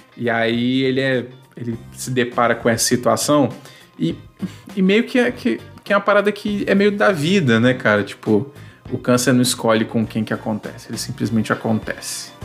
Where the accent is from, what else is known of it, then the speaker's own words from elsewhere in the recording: Espírito Santo, Brazil; eu sou natural do Espírito Santo, atualmente moro né, no Espírito Santo também